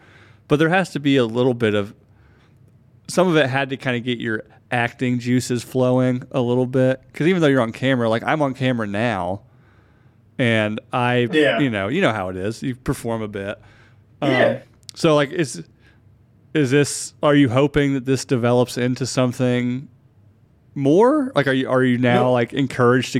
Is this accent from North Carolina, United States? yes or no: yes; near Asheville, North Carolina, United States; I grew up in the South. I grew up near Asheville, which was an hour away from where you were